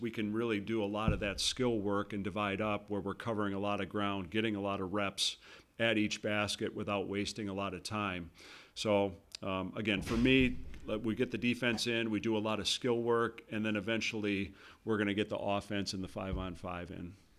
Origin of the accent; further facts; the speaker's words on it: Wauwatosa, Wisconsin, United States; I'm from Wauwatosa, so Gillies on, on Blue Mound